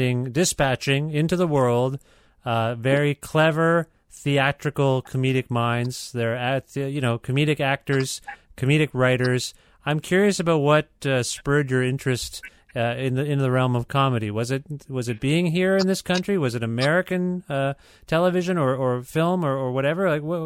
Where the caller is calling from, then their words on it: Ontario, Canada; Yeah, well, I'm calling you from Ontario, which houses Toronto, which we've been talking about.